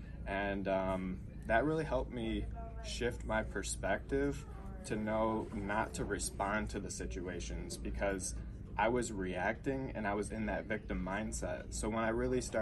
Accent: Livonia, Michigan, United States; I'm from Livonia, Michigan, born and raised there

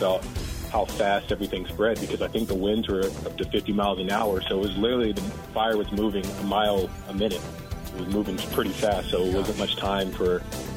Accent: Virginia Beach, Virginia, United States; moved away as an adult; also born or lived in Hawaii; now in Waco, United States; I grew up in Virginia Beach, Virginia, so I was there until I was 18, but I lived in Hawaii for 16 years.

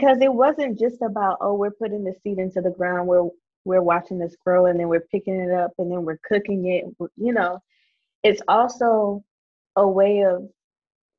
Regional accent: South Carolina, United States; I grew up in South Carolina in the country. I'm a country girl. I live in the country.

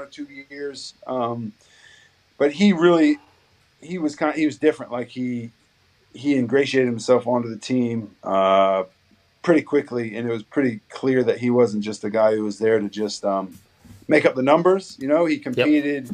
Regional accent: Bluffton, Indiana, United States; moved away as an adult; now in Australia; growing up in Indiana, and like, I never thought in a million years I'd live somewhere else other than other than

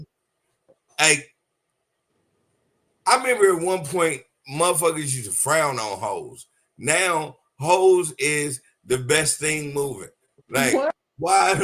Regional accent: United States; I'm an American

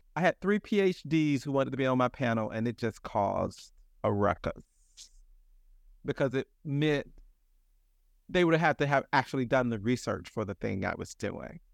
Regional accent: the South, United States; now in New York, United States; I'm really from the South

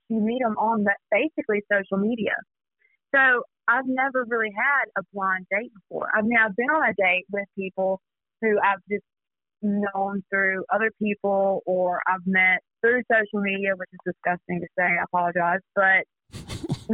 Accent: South Mississippi, United States; I'm from South Mississippi, so we get everything. It's crazy here.

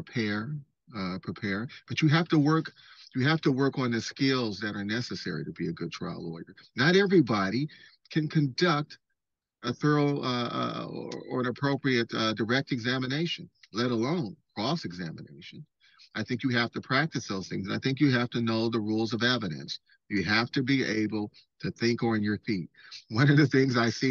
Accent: San Francisco Bay Area, California, United States; growing up in the San Francisco Bay Area

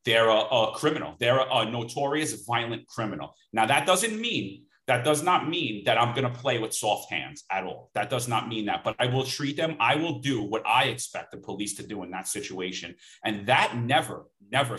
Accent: New York City, New York, United States; I grew up in Bensonhurst, Brooklyn

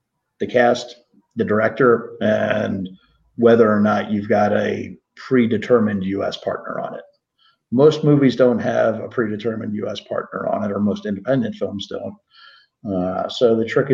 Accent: Newtown Square, Pennsylvania, United States; moved away as an adult; also born or lived in Arizona; I grew up outside of Philadelphia

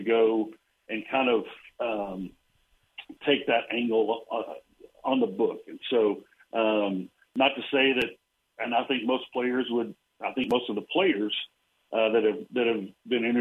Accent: Abilene, Texas, United States; I grew up in Abilene and went to Abilene High

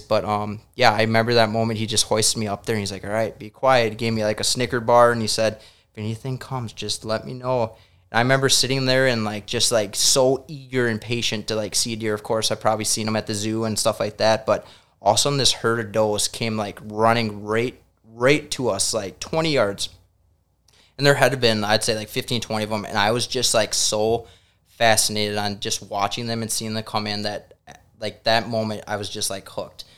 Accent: Hutchinson, Minnesota, United States; also born or lived in St. Croix Falls, Wisconsin; now in Brainerd, United States; I grew up actually in Hutchinson, Minnesota, so it's very farm country

